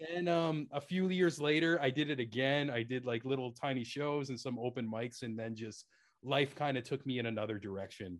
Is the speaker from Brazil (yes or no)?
no; Canada